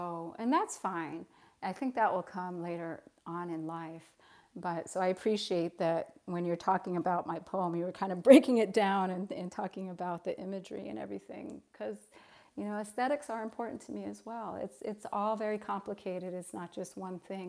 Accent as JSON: {"language": "English", "town": "Santa Ana", "region": "California", "country": "United States", "tie": "born or raised there", "also_born_or_lived": "El Paso, Texas", "moved": "as an adult", "said": "I grew up in Southern California in a community, a very Latino community, Santa Ana, California"}